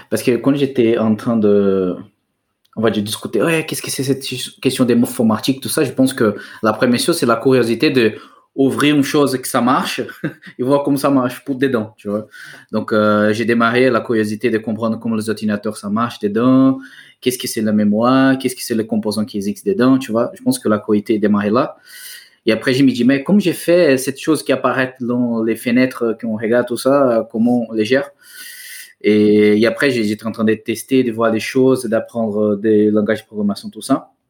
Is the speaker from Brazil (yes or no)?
yes; Brazil; French is a second language; moved away as an adult; now in France; je suis brésilien.